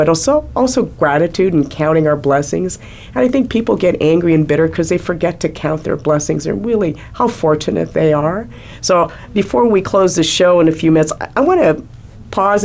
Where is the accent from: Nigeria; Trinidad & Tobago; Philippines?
Philippines; now in United States; I was born in the Philippines